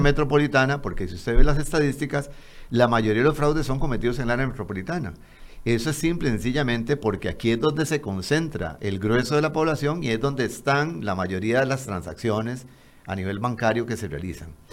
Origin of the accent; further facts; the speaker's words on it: Costa Rica; me incluyo como costarricense